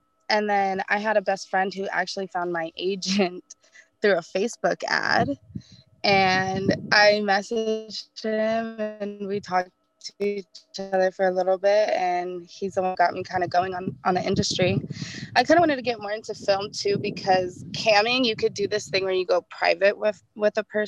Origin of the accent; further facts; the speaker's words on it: Arizona, United States; I grew up in Arizona